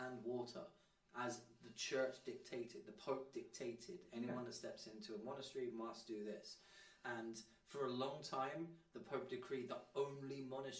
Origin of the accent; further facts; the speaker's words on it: Luton, East of England, United Kingdom; I'm from Luton as well.